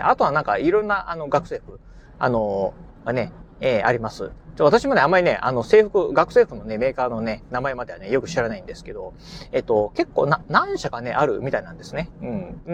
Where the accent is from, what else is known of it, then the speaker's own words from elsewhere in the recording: Kochi, Japan; moved away as an adult; now in Kurashiki, Japan; 出身はね、高知県の高知市で生まれて、えー、そしてね、まあ、高校卒業までですね、高知市で育ちましたんで